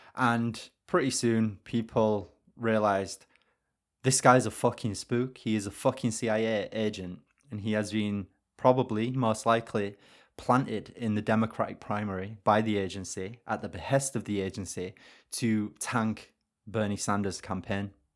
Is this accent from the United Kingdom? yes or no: yes; United Kingdom; I'm British